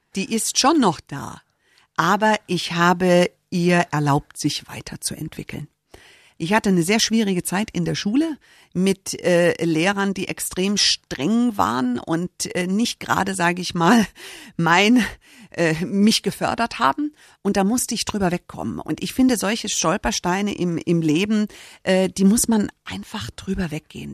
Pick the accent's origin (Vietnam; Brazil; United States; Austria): United States; moved away; Ich bin Amerikanerin